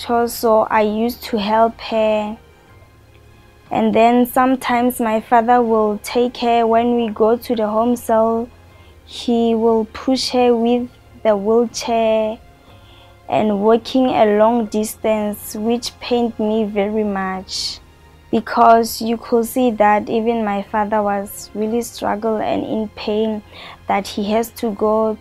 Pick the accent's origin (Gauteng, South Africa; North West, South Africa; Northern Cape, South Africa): North West, South Africa; Rustenburg; now in Pretoria, South Africa; I'm originally from Rustenburg, but I stay here in Pretoria.